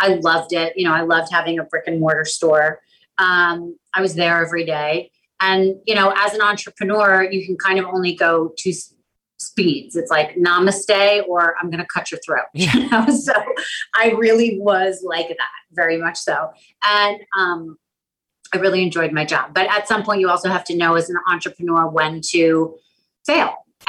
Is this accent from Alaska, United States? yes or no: yes; Anchorage, Alaska, United States; born there; I was born in Anchorage, Alaska, and I am currently living in between Palm Beach and New York City.